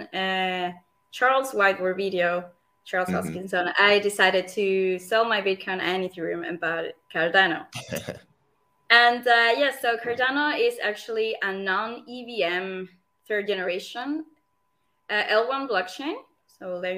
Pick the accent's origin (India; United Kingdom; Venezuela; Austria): Venezuela; moved away as an adult; now in Zurich, Switzerland; I'm Swiss, but I was born in Venezuela.